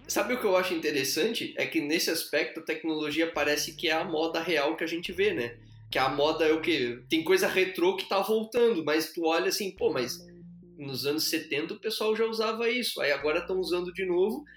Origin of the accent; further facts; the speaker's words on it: Blumenau, Santa Catarina, Brazil; eu sou de Blumenau, Santa Catarina